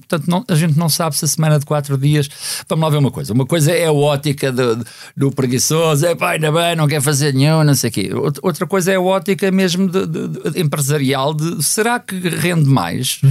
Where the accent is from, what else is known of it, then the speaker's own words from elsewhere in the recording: Lisbon, Portugal; also born or lived in United States; nós não somos propriamente do bairro operário, somos da Médio-Burguesia e Lisboeta